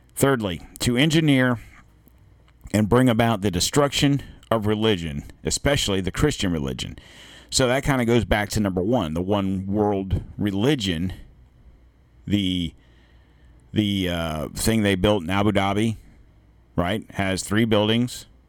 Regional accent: United States; as an American

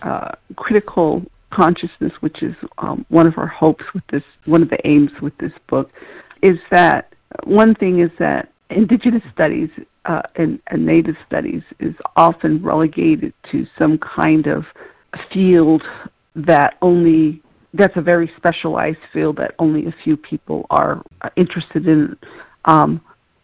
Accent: Tohatchi, New Mexico, United States; moved away; I'm originally from Tohatchee, which is on the Navajo Nation on the New Mexico side

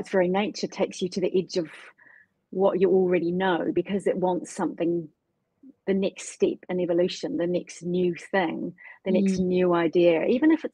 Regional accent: New Zealand; I grew up in New Zealand with entrepreneur parents

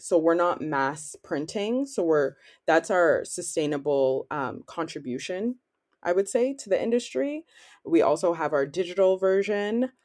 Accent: Ottawa, Ontario, Canada; moved away as an adult; also born or lived in Toronto, Canada; now in Cergy, France; I'm from Ottawa, Canada, but I've actually spent the last six years in Toronto.

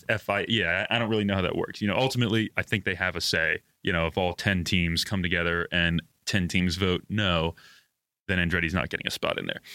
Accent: United States; I'm an American, so I watch American sports

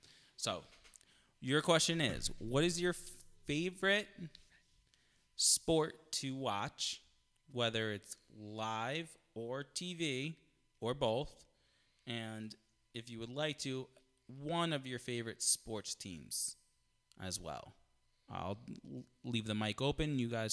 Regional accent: California, United States; I'm from California.

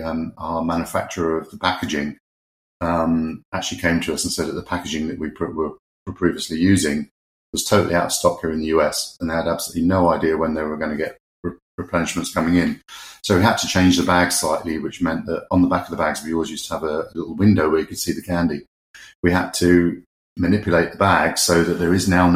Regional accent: United Kingdom; moved away; being a Brit abroad

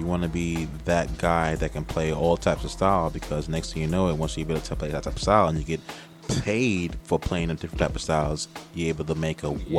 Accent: New York City, New York, United States; I'm from Queens. You know what I mean? Even though I'm at Long Island Rough Riders, I am from Queens.

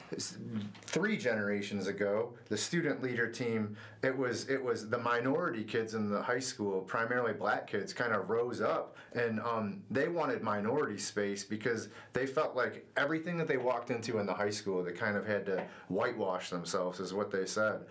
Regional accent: Sylvania, Ohio, United States; I grew up in Northwest Ohio in a small town called Sylvania, just outside of Toledo

